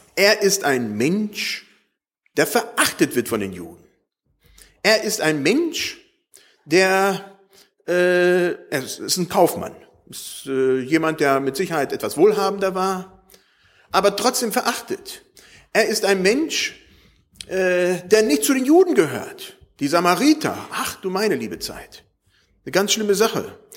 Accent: Germany; wir als Deutsche

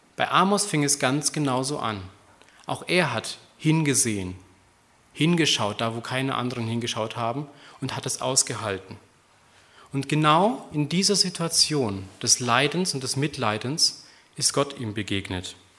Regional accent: Germany; Wir sind als Deutsche

